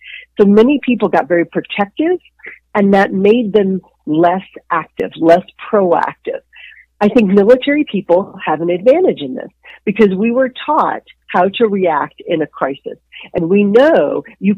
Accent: Dallas, Texas, United States; moved away as an adult; I grew up in Dallas, Texas

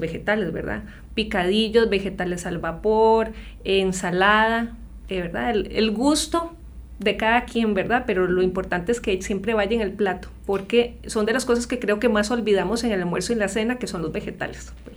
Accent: Costa Rica; lo que hemos sido como ticos

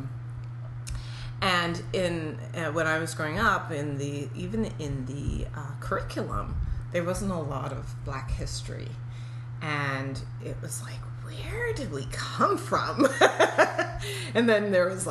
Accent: Toronto, Ontario, Canada; moved away; also born or lived in New York; I grew up in a predominantly Jewish neighborhood, so in Toronto.

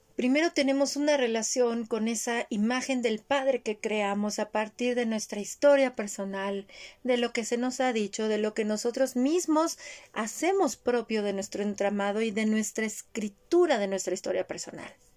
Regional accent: Mexico; Yo también crecí en esa sociedad

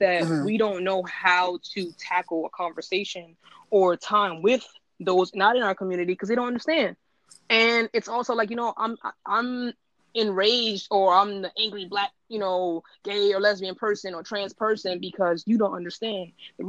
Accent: New York City, New York, United States; because I'm a New Yorker and I grew up in the village

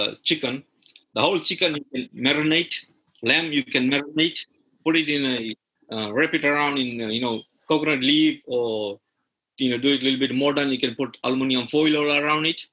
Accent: Fiji; you'll find the similar in Fiji because, you know, we are brought from India

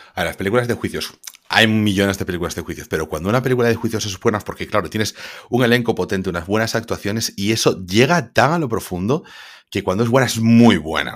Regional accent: Spain; nosotros, como españoles

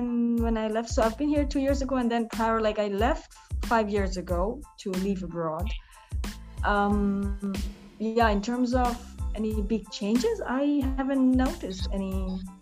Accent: Bangladesh; English is a second language; moved away as an adult; now in Germany; when I grew up in Bangladesh, I was always involved with social justice issues

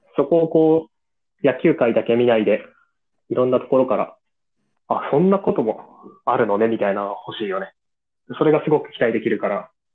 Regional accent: Hokkaido, Japan; moved away; 地元の北海道

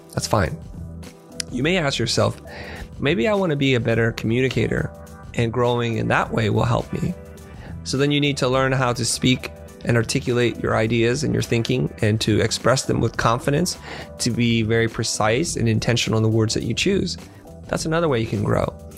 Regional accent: San Jose, California, United States; also born or lived in Vietnam / Kansas City, Missouri; now in Los Angeles, United States; we moved to San Jose, which is Silicon Valley. And that's where I spent the majority of my childhood

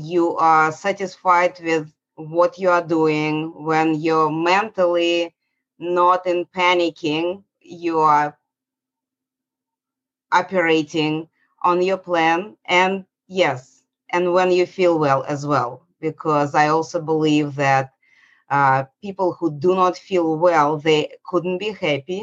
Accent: Saint Petersburg, Russia; moved away as an adult; now in Atlanta, United States; I was born in St. Petersburg, Russia. It was Soviet Union.

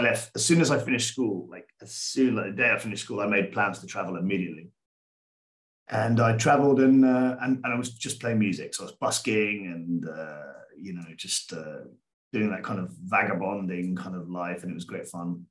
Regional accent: England, United Kingdom; moved away as an adult; now in Rhodes, Greece; I grew up in England

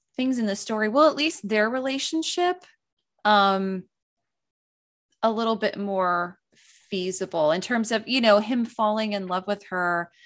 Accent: East Coast, United States; growing up on the East Coast

